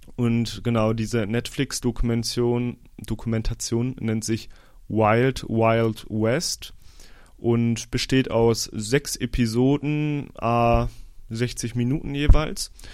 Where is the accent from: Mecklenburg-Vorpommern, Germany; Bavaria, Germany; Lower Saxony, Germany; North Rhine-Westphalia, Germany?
Lower Saxony, Germany; Osnabrück; moved away; Ich war in meiner Heimat Osnabrück